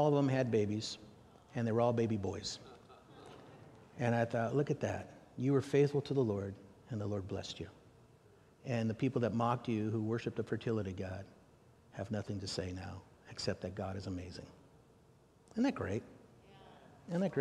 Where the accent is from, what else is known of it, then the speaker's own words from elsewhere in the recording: United States; I'm an American